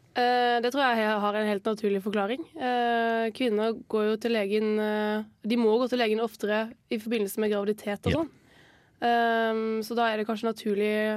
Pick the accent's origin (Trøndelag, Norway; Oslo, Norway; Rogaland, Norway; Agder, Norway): Agder, Norway; near Eydehavn; Eidehavn, som er eh, ikke langt fra der jeg vokste opp